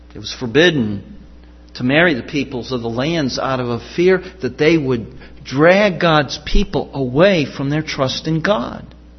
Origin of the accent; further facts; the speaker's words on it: Chicago, Illinois, United States; When I was growing up in the Chicago area